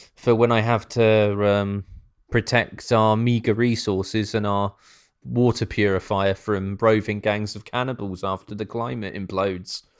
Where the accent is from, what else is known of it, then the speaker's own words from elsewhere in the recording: United Kingdom; now in Norwich, United Kingdom; being British